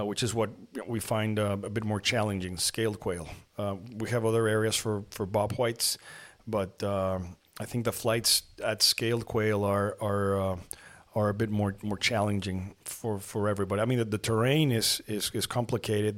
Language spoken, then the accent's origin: English; Lima, Peru; also born or lived in Mexico City, Mexico; now in Monterrey, Mexico; I was born in Mexico City and then because of my, my mother's work, we moved to Lima, Peru.